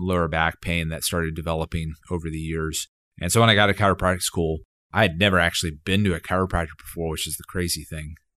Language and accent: English; Dallas, Texas, United States; moved away as an adult; also born or lived in Austin, Texas; now in Fayetteville, United States; I grew up in Dallas, Texas